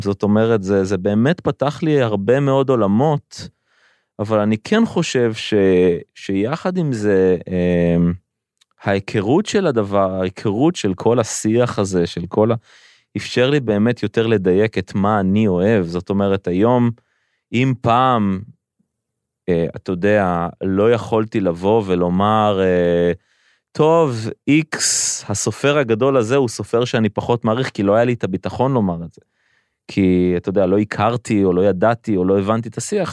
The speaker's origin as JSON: {"language": "Hebrew", "town": "Rishon LeZion", "region": "Central District", "country": "Israel", "tie": "born or raised there", "said": "אני גדלתי בראשון לציון"}